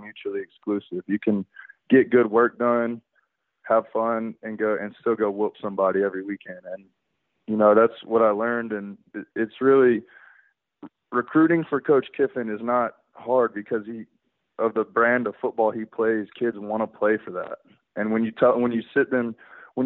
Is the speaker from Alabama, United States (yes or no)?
yes; Alabama, United States; growing up in Alabama, my parents were alumni